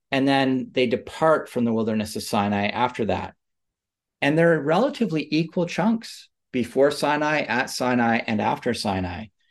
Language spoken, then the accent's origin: English; Canada; I grew up in suburbs in Canada